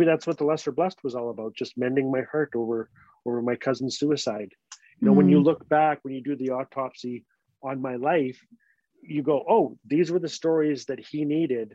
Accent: Fort Smith, Northwest Territories, Canada; moved away; I'm Dene, I'm from the Northwest Territories, I'm a Fort Smither.

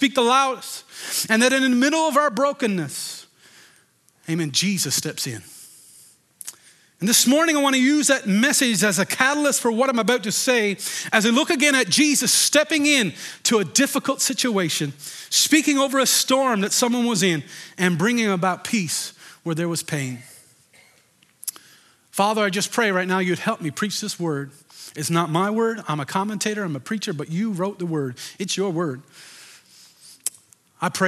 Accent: Deer Lake, Newfoundland and Labrador, Canada; I grew up in Deer Lake, and you know, we used to go on skidoo and go ice fishing many, many times

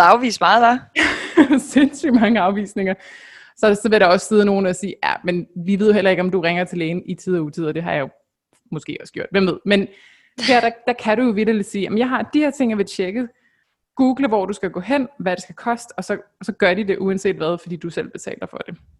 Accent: Denmark

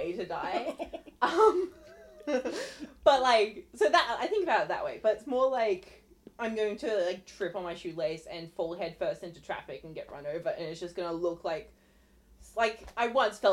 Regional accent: Australia; also born or lived in Sydney; I'm from Australia.

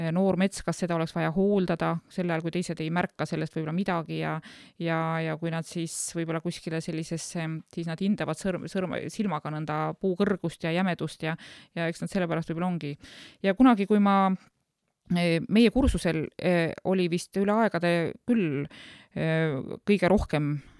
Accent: Lääne-Viru County, Estonia; moved away as an adult; now in Saarde Parish, Estonia; mina käisin koolis Lääne-Virumaal

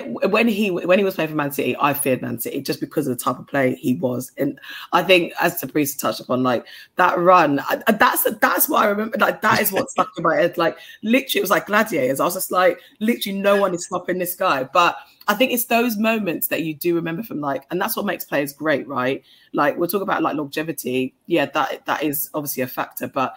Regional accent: United Kingdom; I was born here in Britain.

